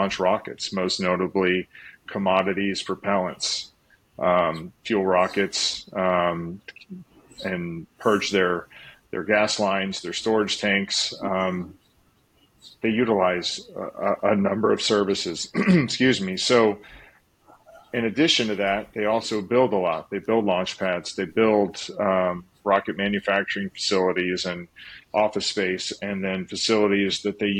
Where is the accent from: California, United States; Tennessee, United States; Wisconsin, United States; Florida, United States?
Florida, United States; Space Coast; also born or lived in Texas; growing up on the Space Coast with NASA in my backyard, it kind of became part of my DNA